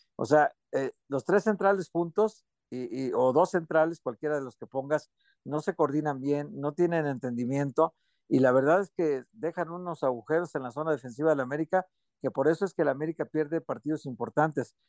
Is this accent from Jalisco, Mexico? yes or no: yes; Guadalajara, Jalisco, Mexico